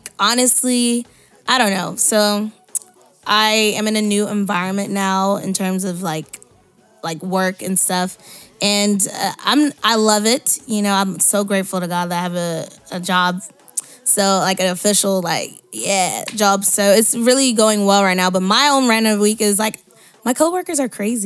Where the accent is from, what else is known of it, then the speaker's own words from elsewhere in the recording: Nigeria; I'm Nigerian